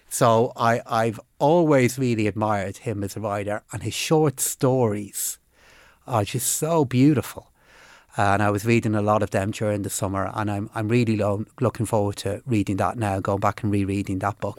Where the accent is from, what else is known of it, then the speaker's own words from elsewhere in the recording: Dublin, Leinster, Ireland; also born or lived in Finglas; now in Phibsborough, Ireland; But I grew up in Blanchardstown and, uh, uh, live in Fibbsborough now